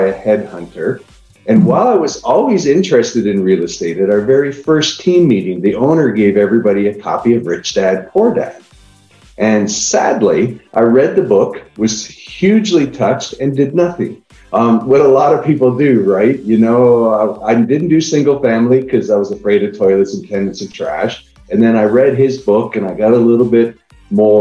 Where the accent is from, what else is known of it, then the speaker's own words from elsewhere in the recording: Niagara Falls, Ontario, Canada; now in Austin, United States; I live in Austin, Texas right now. I'm originally from Niagara Falls, Canada